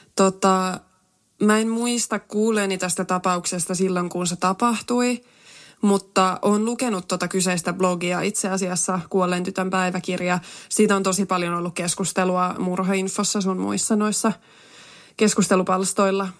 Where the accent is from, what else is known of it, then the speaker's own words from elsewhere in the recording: Tampere, Pirkanmaa, Finland; Mähän on itsekin tosiaan Tampereelta kotoisin